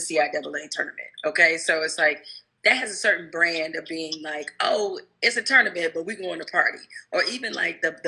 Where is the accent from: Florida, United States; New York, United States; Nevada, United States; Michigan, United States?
Michigan, United States; Detroit; growing up in Detroit